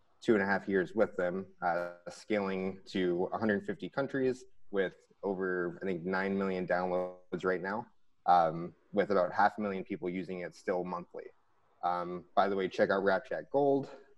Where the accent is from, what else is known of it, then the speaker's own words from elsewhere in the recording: Metropolis, Illinois, United States; I was raised in Metropolis, Illinois. Went to school in Carbondale.